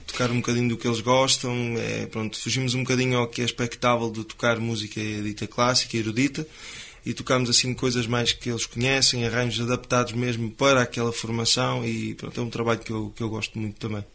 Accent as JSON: {"language": "Portuguese", "town": "Cinfães", "region": "Norte", "country": "Portugal", "said": "eu sou de Sinfãs, e falo que sou de Sinfãs de boca cheia"}